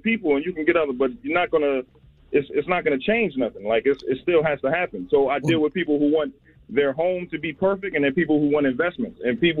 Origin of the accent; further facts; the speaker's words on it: New Jersey, United States; now in Atlanta, United States; I'm from Jersey. I'm in Atlanta right now, though.